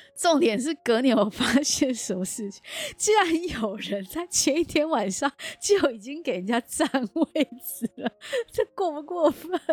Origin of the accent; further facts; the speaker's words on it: Taichung, Taiwan; 我们台中人